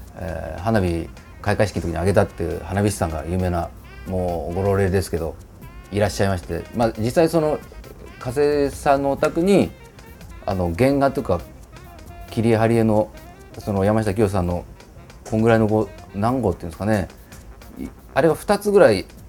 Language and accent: Japanese; Nagaoka, Niigata, Japan; 僕の生まれ故郷新潟県長岡市